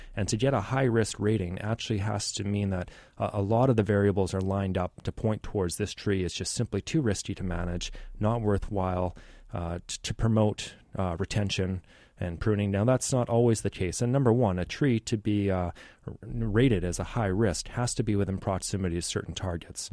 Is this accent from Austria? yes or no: no; Richmond, British Columbia, Canada; I grew up in Richmond